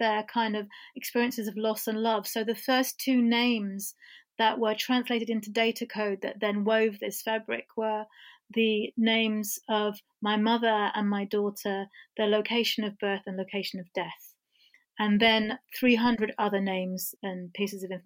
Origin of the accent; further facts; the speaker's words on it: England, United Kingdom; I was born in England and my mother was born in Iran